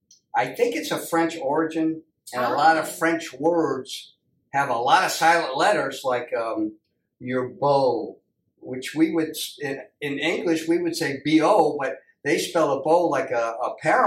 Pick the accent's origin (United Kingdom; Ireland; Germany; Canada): Ireland; Being from Ireland, I have that natural ear for my home country coming from Ireland.